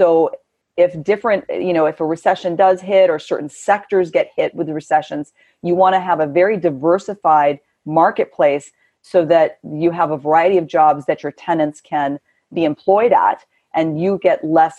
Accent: California, United States; I'm born and raised in California and live there still.

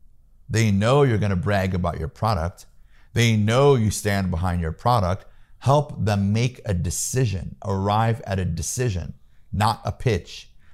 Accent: Peoria, Illinois, United States; moved away; I'm from Peoria, Illinois. Yeah. I was born and raised in the Midwest.

